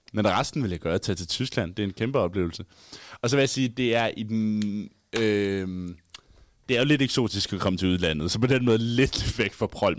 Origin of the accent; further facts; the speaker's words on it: Haderslev, Southern Denmark, Denmark; now in Aarhus, Denmark; jeg var hjemme i Haderslev